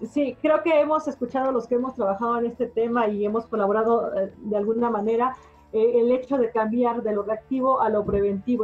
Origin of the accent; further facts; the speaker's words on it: Mexico; somos los mexicanos